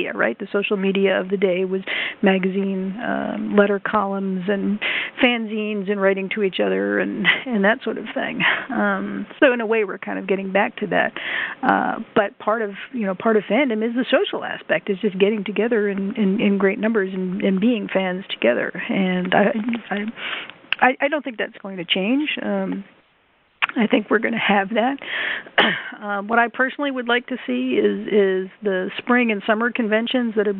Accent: Chattanooga, Tennessee, United States; Libertycon that's here in my hometown, Chattanooga

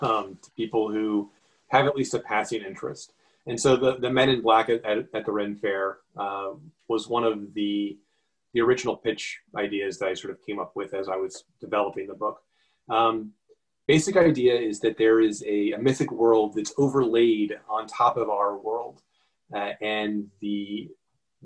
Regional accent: near Asheville, Western North Carolina, United States; moved away as an adult; now in Chicago, United States; I grew up in Western North Carolina, small town near Asheville, and came to Chicago for college.

